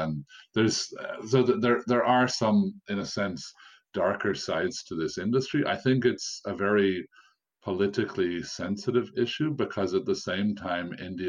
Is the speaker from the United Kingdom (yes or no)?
no; Ireland; I'm obviously speaking as a foreigner. I'm from Ireland